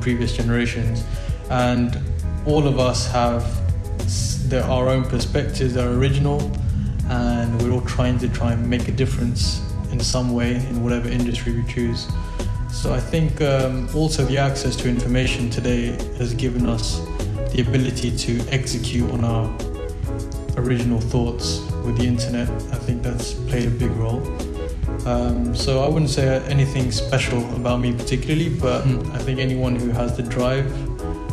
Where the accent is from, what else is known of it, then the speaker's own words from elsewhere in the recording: London, United Kingdom; moved away as an adult; also born or lived in Pakistan (parents); now in Buenos Aires, Argentina; I was born and raised in London